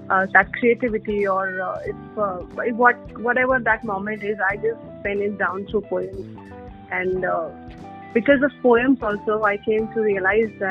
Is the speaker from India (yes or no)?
yes; India; being Indian